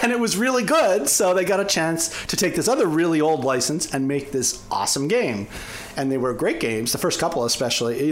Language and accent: English; Canada; now in United States; I'm originally Canadian